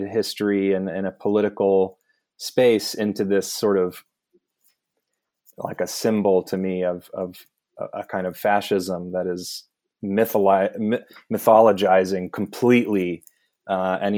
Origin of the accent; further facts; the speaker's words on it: United States; as an American